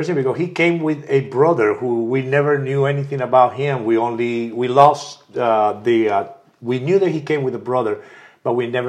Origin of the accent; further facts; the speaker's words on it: Lima, Peru; now in Austin, United States; I'm originally from Lima, Peru.